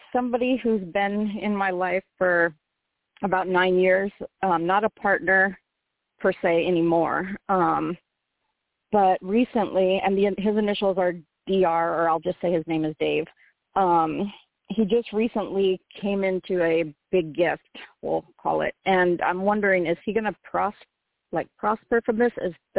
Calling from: Phoenix, Arizona, United States; I'm calling from Phoenix

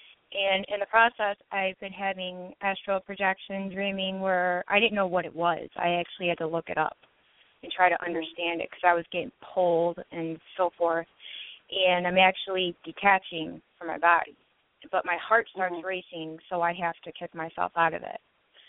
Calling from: Michigan, United States

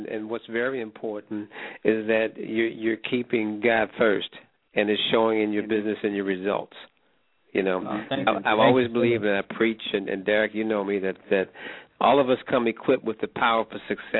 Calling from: Germany; I'm calling from Germany.

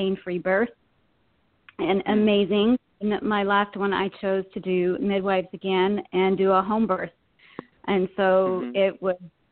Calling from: Virginia, United States; I'm calling from Virginia

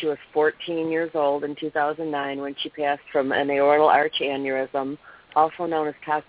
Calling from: Michigan, United States; Hi, Peggy. It's … from Michigan.

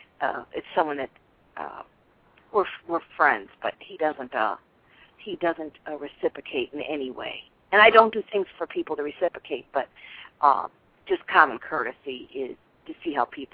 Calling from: Florida, United States; I'm calling from Florida.

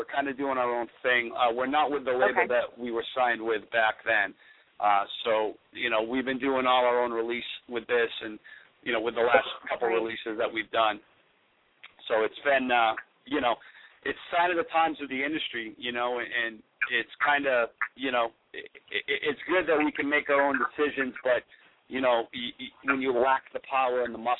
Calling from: Manchester, New Hampshire, United States; We're actually calling from Manchester, New Hampshire.

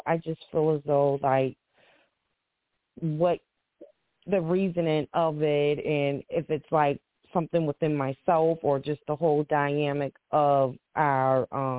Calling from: Boston, Massachusetts, United States; I'm from Boston, Massachusetts.

